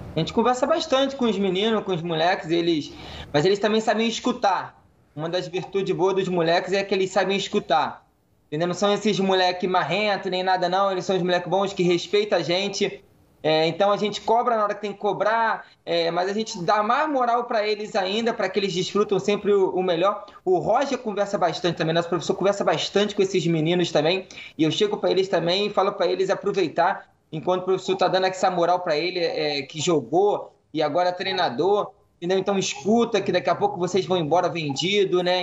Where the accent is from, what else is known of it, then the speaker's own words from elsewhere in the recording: Rio de Janeiro, Brazil; depois de um tempo longe do Rio, como eu carioca, voltar para o Rio de Janeiro